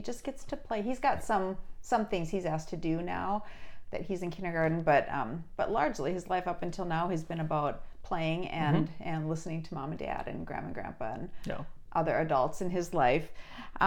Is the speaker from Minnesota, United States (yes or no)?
yes; Duluth, Minnesota, United States; I grew up in Duluth